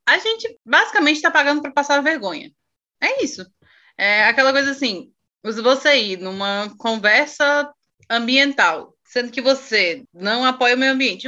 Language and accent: Portuguese; Brazil; como brasileiro